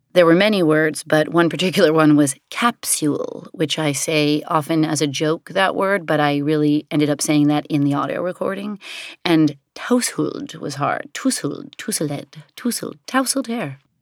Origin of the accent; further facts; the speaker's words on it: New York City, New York, United States; growing up in the Chelsea Hotel and really the sort of vibe of downtown New York City in the seventies and eighties